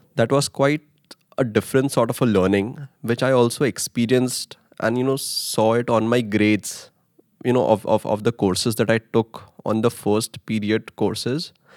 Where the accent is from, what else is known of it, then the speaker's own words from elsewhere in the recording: Mumbai, Maharashtra, India; moved away as an adult; now in Netherlands; I come from Mumbai, India